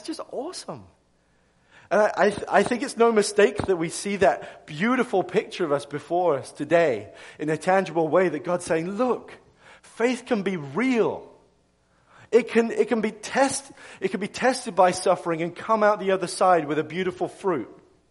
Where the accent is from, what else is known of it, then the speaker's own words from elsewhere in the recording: England, United Kingdom; moved away as an adult; now in United States; I'm from England originally. I know I'm kind of losing my accent, so you're probably wondering if, like, what's going on with this guy's voice. But I'm English.